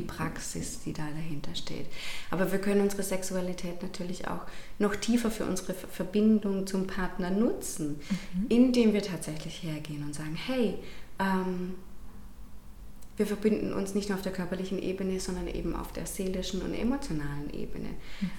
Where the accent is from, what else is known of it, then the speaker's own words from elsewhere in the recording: Rangendingen, Baden-Württemberg, Germany; now in Hechingen, Germany; Ich komme ursprünglich aus Rangendingen tatsächlich, mhm. wohne jetzt aber auch in Hechingen.